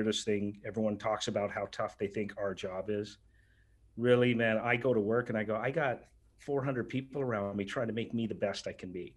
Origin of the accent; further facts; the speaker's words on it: Canada; we're Canadian